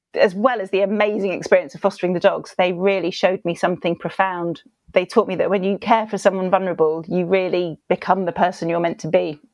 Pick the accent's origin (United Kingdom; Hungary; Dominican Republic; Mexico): United Kingdom; accent: British; I'm British, so I have a distinctive accent